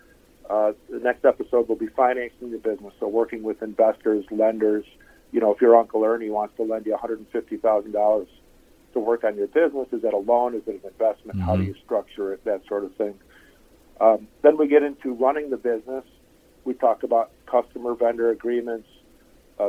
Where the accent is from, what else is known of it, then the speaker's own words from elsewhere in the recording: Chicago, Illinois, United States; moved away as an adult; also born or lived in Idaho; now in Asheville, United States; I'm actually from Chicago, born and raised, 47 years